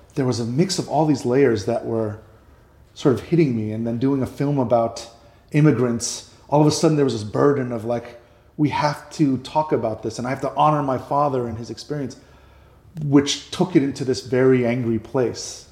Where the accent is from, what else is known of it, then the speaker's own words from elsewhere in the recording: New York City, New York, United States; moved away; I grew up in New York